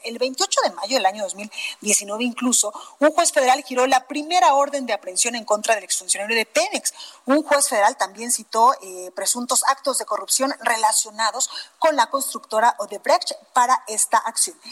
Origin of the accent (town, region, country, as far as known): Guadalajara, Jalisco, Mexico; now in Mexico City, Mexico